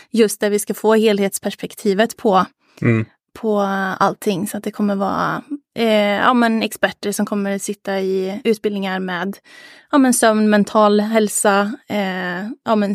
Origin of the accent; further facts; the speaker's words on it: Arvika, Värmland, Sweden; now in Gothenburg, Sweden; liksom som instruktör hemma i Arvika, men ville liksom bredda lite, ville få lite mer konkurrens. Eh, så så då, då stack jag till Göteborg